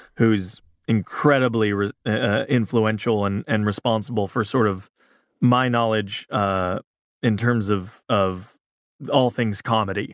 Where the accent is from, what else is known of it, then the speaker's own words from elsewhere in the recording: Big Bear, California, United States; also born or lived in Culver City, California / South Bay, Los Angeles; moved to Big Bear when I was nearly seven